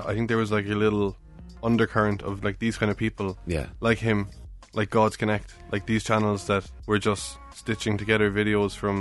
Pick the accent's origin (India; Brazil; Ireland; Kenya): Ireland; Cork, Munster; accent: Irish; I'm from Cork